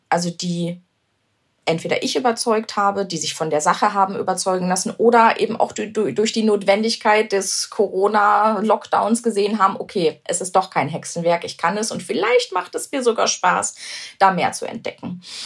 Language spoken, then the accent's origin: German; Germany; ich bin in Deutschland geboren, mein Vater ist sogar schon hier geboren